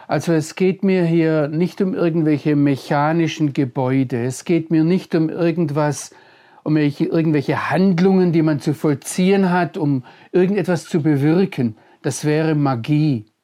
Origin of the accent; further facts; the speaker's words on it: Baden-Württemberg, Germany; Aber ich bin Deutscher, ich komme aus Mitteleuropa, ich bin im Schwarzwald aufgewachsen.